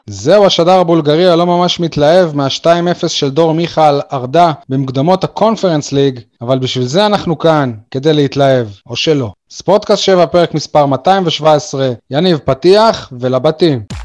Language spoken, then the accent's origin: Hebrew; Beersheba, Southern District, Israel; moved away as an adult; now in Ofakim, Israel; אמנם אני מתגורר ויושן באופקים, אבל אני... אני באר שבעי מאז ולעולם